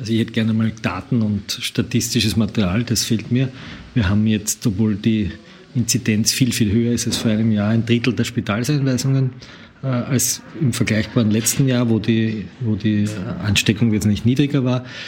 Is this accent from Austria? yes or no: yes; Lower Austria, Austria; in meiner Heimatgemeinde in Niederösterreich